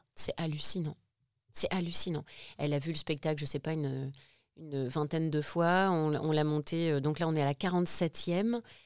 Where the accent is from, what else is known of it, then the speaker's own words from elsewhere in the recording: Lille, Hauts-de-France, France; also born or lived in Réunion; now in Paris, France; je suis de Lille à la base, Lille